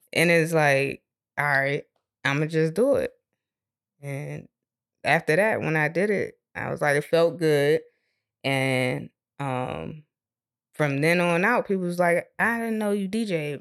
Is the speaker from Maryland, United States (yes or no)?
yes; Maryland, United States; moved away; I'm originally from Maryland.